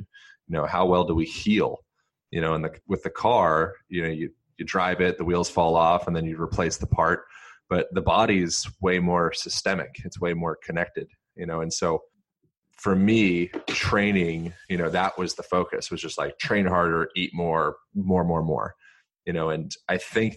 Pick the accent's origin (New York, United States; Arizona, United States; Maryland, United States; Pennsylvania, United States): Pennsylvania, United States; Lancaster; I grew up in Lancaster, Pennsylvania, which is, you know, it's like Amish, notorious for like Amish country type area